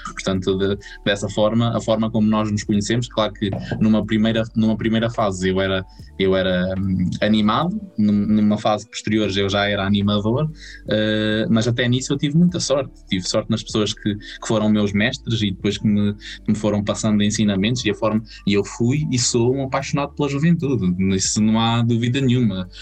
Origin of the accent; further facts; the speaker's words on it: Vagos, Centro, Portugal; also born or lived in France; eu fui um privilegiado pelo meio onde nasci porque tinha, tinha muita oferta